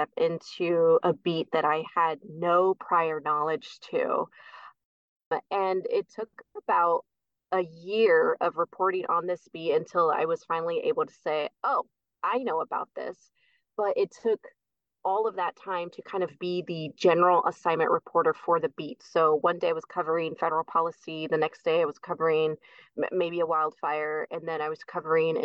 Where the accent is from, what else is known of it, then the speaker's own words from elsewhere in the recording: Bay Area, East Bay, California, United States; moved away as an adult; now in Oregon, United States; Born and raised in the Bay Area, East Bay, but both my parents are from Guatemala